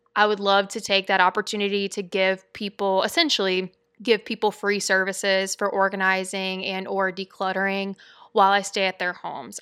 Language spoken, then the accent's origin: English; Louisiana, United States; I'm from Louisiana